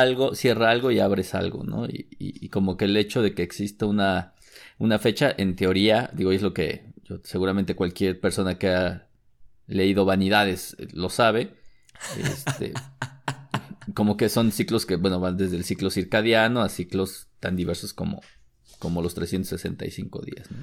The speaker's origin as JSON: {"language": "Spanish", "country": "Mexico", "said": "mexicano con el síndrome del jamaicón"}